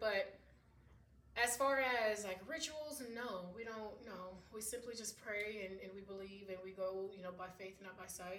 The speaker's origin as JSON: {"language": "English", "country": "Jamaica", "said": "because I'm Jamaican"}